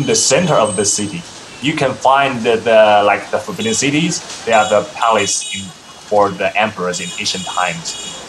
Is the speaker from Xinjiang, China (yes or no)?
no; Beijing, China; English is a second language; I'm from Beijing, this city.